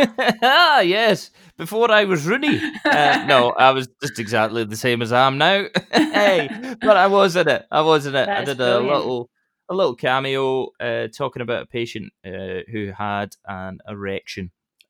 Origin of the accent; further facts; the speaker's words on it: Scotland, United Kingdom; as well as a Scotsman, I was very proud.